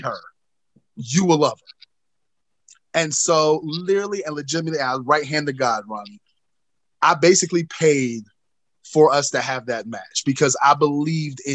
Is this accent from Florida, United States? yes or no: no; North Carolina, United States; my home state of North Carolina